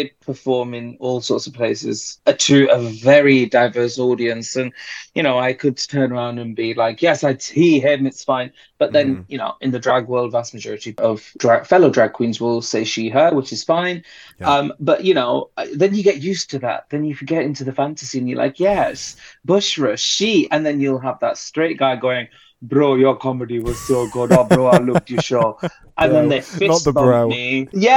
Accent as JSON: {"language": "English", "town": "Bradford", "region": "Yorkshire and the Humber", "country": "United Kingdom", "tie": "born or raised there", "said": "I was born and raised in a city in the UK called Bradford"}